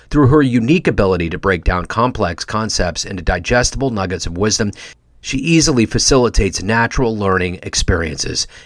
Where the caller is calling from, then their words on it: Kansas City, Missouri, United States; I'm coming from Kansas City, so we're landlocked here.